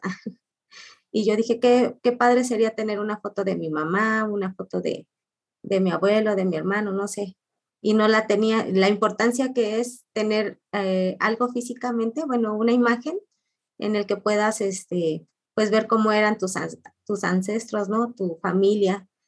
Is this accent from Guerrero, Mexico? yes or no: no; Orizaba, Veracruz, Mexico; moved away as an adult; now in Ciudad Nezahualcóyotl, Mexico; mi ciudad natal de Orizaba